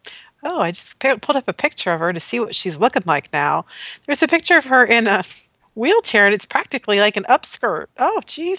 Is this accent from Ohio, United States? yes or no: yes; Ohio, United States; Southern Ohio is.